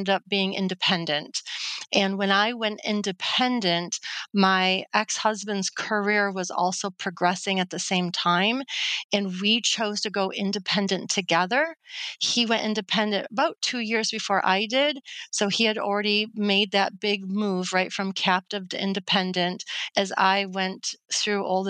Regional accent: Detroit, Michigan, United States; I landed in a job here in my hometown in Detroit, Michigan, selling insurance

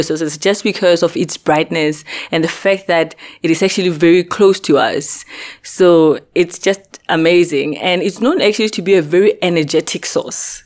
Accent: North West, South Africa; moved away as an adult; also born or lived in Makhanda, South Africa; now in Socorro, United States; I'm originally from Africa. Uh, it's in the Northwest Province

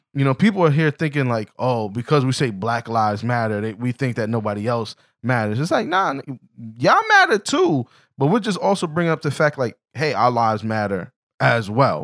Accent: New York City, New York, United States; I'm from the Bronx, but Harlem was actually a place I would run through often.

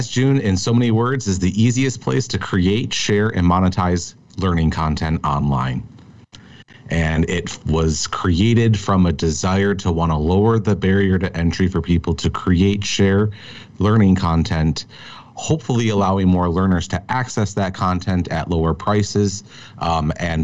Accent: Minneapolis, Minnesota, United States; I grew up in Minneapolis, Minnesota, in a suburb of the city

